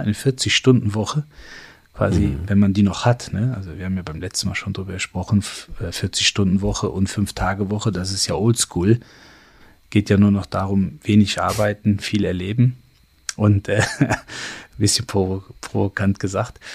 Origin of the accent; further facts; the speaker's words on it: Germany; ich bin in Deutschland geboren, Deutschland aufgewachsen, ähm, meine gesamte Ausbildung hier gemacht